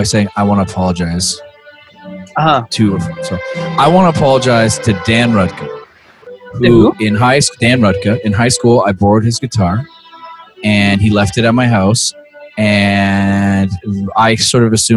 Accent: Canada; We're Canadian

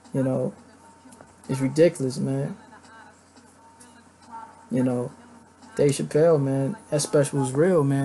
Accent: Dayton, Ohio, United States; Salute Ohio, man. I'm from Dayton, Ohio.

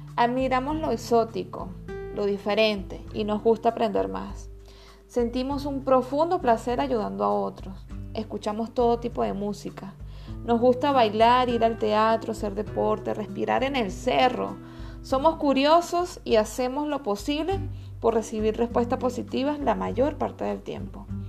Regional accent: Venezuela; moved away as an adult; Los venezolanos somos buenas personas

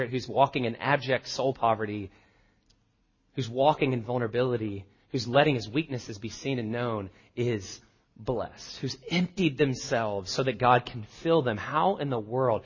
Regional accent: the South, United States; I grew up in the South.

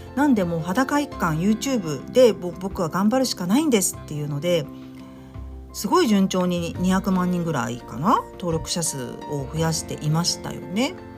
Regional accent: Tokyo, Japan; 私もあの東京出身なんで

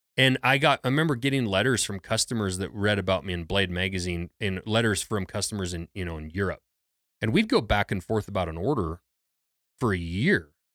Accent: Lincoln, Montana, United States; I grew up in Lincoln, Montana, which is a small logging town

